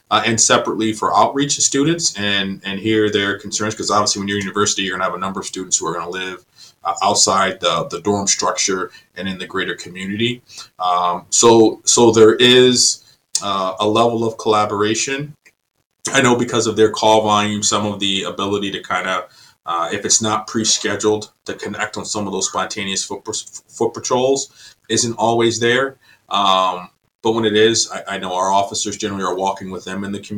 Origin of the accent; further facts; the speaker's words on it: Vineland, New Jersey, United States; moved away as an adult; also born or lived in North Carolina / Kalamazoo, Michigan / Maryland; now in California, United States; I grew up outside of Atlantic City in Vineland, New Jersey